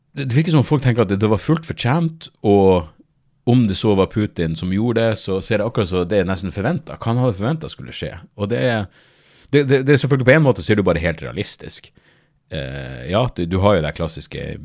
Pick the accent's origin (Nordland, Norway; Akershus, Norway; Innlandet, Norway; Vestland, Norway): Nordland, Norway; Narvik; jeg er fra Narvik